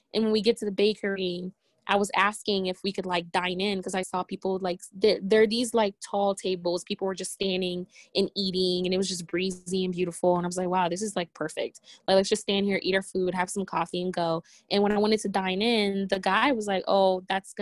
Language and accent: English; Maryland, United States; also born or lived in Togo; even though I was born in my country, I'm from Togo, I don't remember Togo, and all I know is Maryland. Like, that's, this is the only place I've ever lived in my entire life